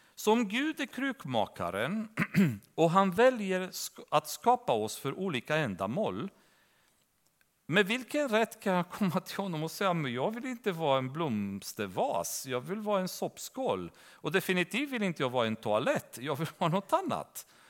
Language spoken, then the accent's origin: Swedish; Romania; now in Sweden; församlingen som jag växte upp i Rumänien